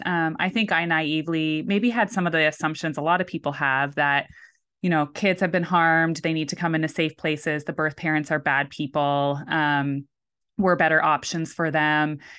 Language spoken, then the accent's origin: English; Canada; moved away; So I am very much Canadian